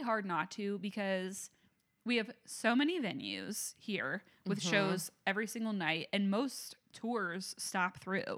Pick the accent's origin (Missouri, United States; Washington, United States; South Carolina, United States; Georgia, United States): Georgia, United States; Atlanta; Because, like, I'm from Atlanta, and I don't even feel like Atlanta has many mid-tier venues.